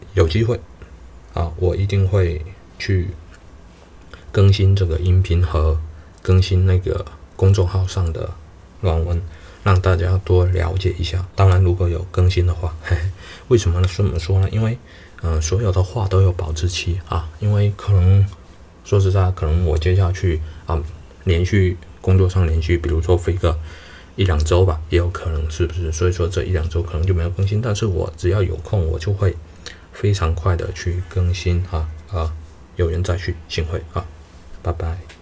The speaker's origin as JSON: {"language": "Chinese", "region": "southern China", "country": "China", "tie": "born or raised there", "said": "我是三四线，我的家乡是中国三四线的一个城市"}